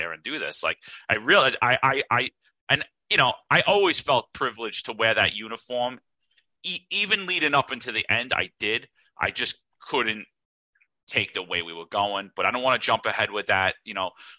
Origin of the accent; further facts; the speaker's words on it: New York City, New York, United States; also born or lived in Staten Island; I grew up in Brooklyn too.